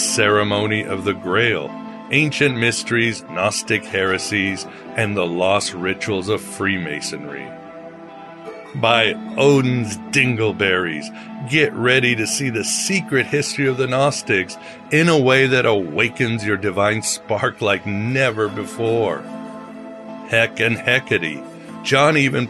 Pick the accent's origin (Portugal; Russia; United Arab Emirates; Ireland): Portugal; my home country of Portugal